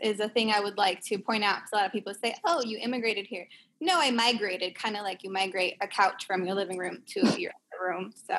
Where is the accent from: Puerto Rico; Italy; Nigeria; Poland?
Puerto Rico; Aguadilla; moved away as an adult; also born or lived in United States; I'm Liana's cousin from Puerto Rico. I'm from Aguadilla specifically.